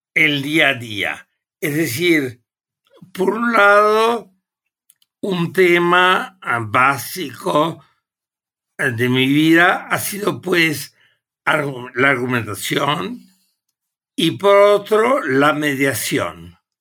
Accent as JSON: {"language": "Spanish", "country": "Uruguay", "also_born_or_lived": "Germany", "moved": "as an adult", "lives_now": "Mexico", "said": "Yo originariamente provengo del Uruguay"}